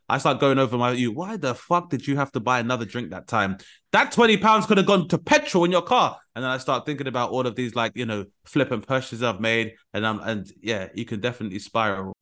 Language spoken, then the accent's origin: English; United Kingdom; as a British person